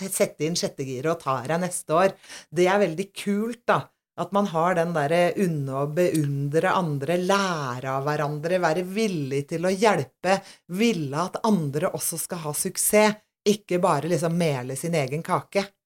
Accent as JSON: {"language": "Norwegian", "town": "Aurskog-Høland", "region": "Akershus", "country": "Norway", "said": "Jeg kommer jo selvfølgelig fra Aurskog-Hølam. Eller Urskau, som vi kaller Urskau, det da, hjemme."}